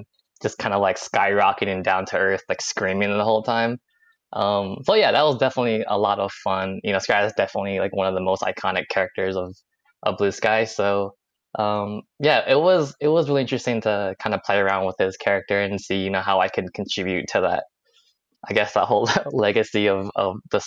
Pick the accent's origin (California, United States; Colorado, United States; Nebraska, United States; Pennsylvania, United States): California, United States; Silicon Valley; moved away as an adult; now in East Coast, United States; I'm from California. I'm from the Silicon Valley, so everyone there is very tech oriented